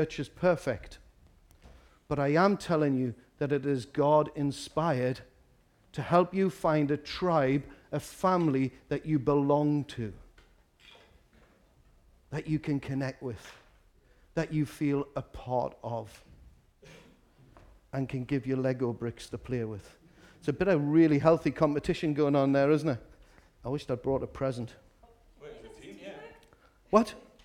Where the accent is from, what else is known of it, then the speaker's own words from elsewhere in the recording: Newcastle upon Tyne, North East England, United Kingdom; I'm from Walker. We start very early in Walker.